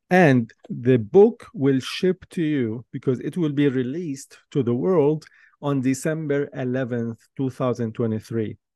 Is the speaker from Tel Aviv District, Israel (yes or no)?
no; Jerusalem, Jerusalem District, Israel; Growing up in Jerusalem, I always had this inner feeling and desire to explore new places.